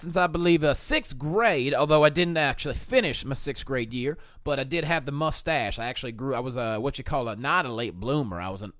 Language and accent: English; Pennsylvania, United States; No, I'm from Pennsylvania.